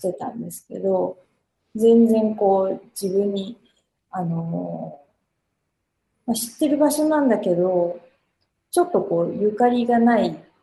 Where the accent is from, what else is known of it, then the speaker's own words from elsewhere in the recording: Okayama, Japan; now in Tokyo, Japan; 私も岡山出身なんで